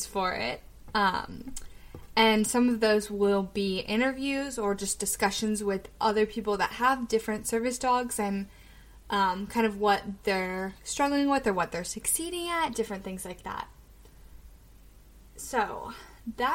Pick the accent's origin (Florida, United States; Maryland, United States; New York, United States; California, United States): Maryland, United States; Annapolis; also born or lived in Severna Park, Maryland; I am from Annapolis, Maryland, and I grew up between Severna Park and Annapolis, kind of between the two.